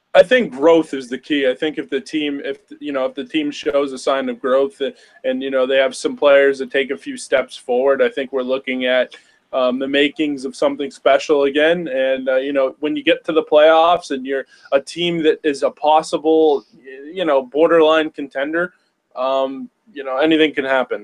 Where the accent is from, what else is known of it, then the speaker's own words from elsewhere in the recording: Massachusetts, United States; I'm from Massachusetts